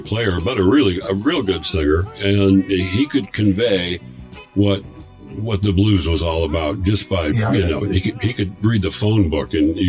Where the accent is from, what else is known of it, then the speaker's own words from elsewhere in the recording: Muskegon, Michigan, United States; I grew up in Muskegon, Michigan, which is a little town on the shore of Lake Michigan.